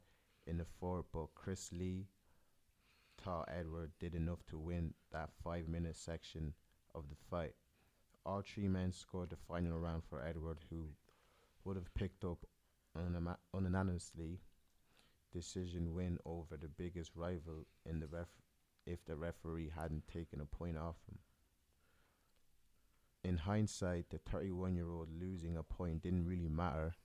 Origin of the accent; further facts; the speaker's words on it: Ireland; I'm Irish